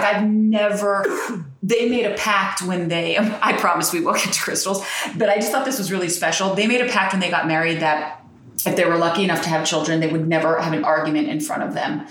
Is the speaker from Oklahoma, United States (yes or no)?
no; New Jersey, United States; I'm from Jersey